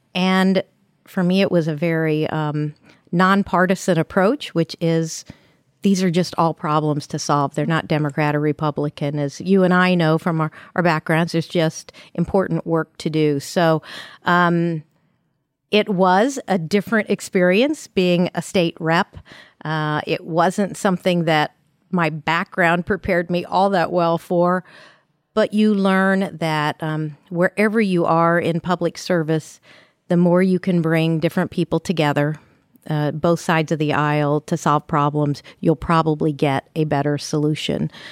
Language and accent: English; Ferdinand, Indiana, United States; I'm from Southern Indiana, little town of Ferdinand